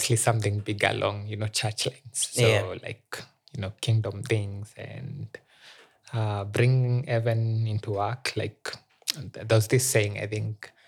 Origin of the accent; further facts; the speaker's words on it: Meru, Meru County, Kenya; moved away as an adult; now in Nairobi, Kenya; I like saying I'm a Nairobian, but I grew up in Meru